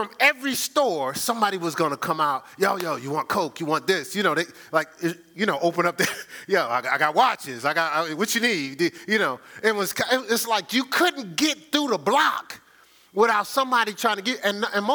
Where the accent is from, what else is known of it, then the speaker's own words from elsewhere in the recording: Newark, New Jersey, United States; when I was growing up in Newark